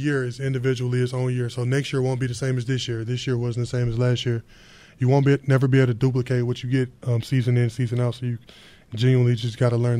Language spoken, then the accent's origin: English; Louisiana, United States; where I'm from Louisiana, it's football country, so the little boys grow up playing football